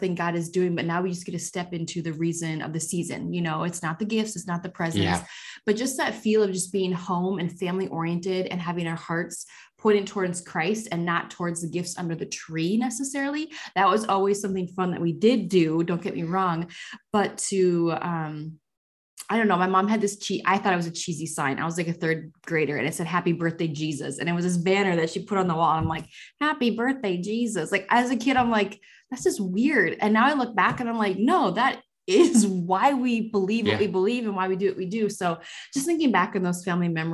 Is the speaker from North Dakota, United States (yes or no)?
yes; North Dakota, United States; I grew up in North Dakota, so it's always very snowy, very cold